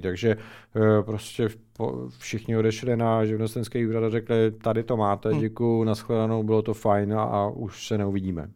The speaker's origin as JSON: {"language": "Czech", "town": "Ostrava", "region": "Moravian-Silesian Region", "country": "Czechia", "said": "oba dva jsme z Ostravy"}